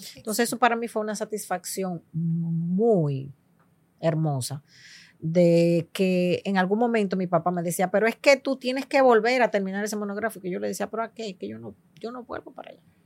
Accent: Dominican Republic; now in United States; Yo nací en los Estados Unidos y me crié gran parte de mi tiempo en República Dominicana, porque soy hija de padre dominicano y madre puertorriqueña

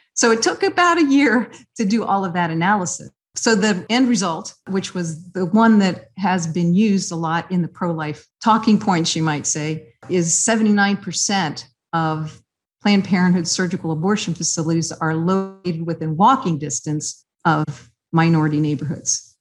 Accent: Columbus, Ohio, United States; moved away as an adult; now in Cincinnati, United States; I grew up in Columbus

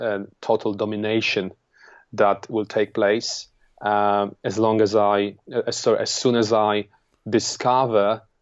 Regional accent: Poland; English is a second language; moved away as an adult; now in London, United Kingdom; I'm an immigrant from Poland. I came here 11 years ago at the age of 22

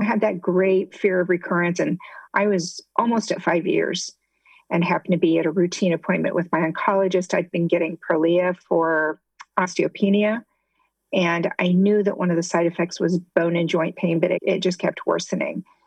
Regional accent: Midwest, United States; moved away as an adult; also born or lived in Ohio; now in Southwest Florida, United States; I grew up in the Midwest, and my husband and I actually went to the same high school

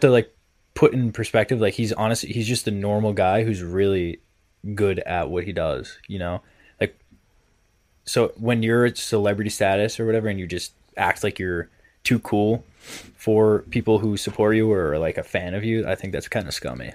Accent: Massachusetts, United States; I'm from Mass

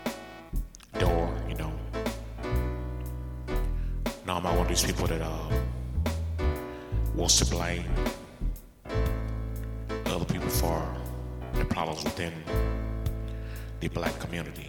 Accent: South Carolina, United States; I grew up in South Carolina, been here all my life.

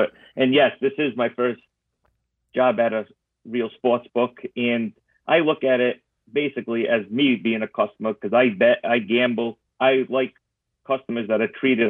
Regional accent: Providence, Rhode Island, United States; I grew up in Providence, Rhode Island.

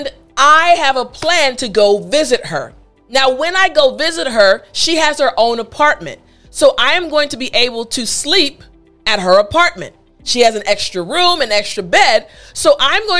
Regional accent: United States; we as Americans

